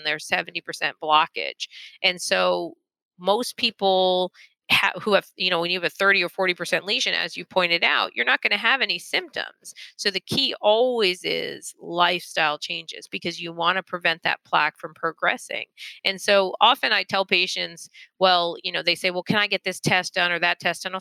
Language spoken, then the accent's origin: English; Florida, United States; I'm from Florida.